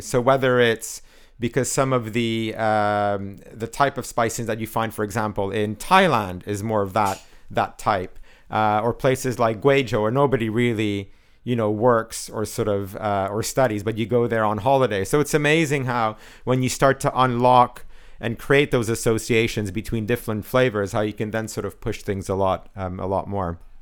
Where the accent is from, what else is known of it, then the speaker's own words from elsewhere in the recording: Canada; I'm Canadian